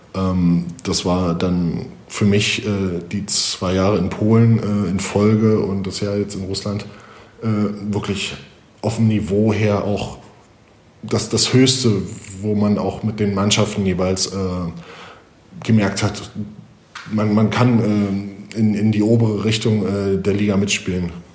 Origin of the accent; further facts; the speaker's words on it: Germany; moved away as an adult; also born or lived in Italy / Poland / Russia; als Deutscher in Deutschland